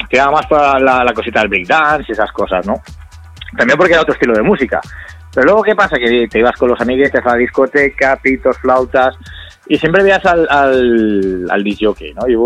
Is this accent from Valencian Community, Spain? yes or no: yes; Castellón, Valencian Community, Spain; nosotros somos de Castellón, nos íbamos, oye, vámonos dos, eh, quedamos tú y yo, oye, vámonos a Valencia